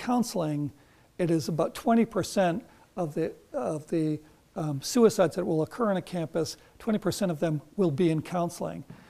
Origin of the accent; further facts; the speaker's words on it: Concord, Massachusetts, United States; I grew up in Concord, Massachusetts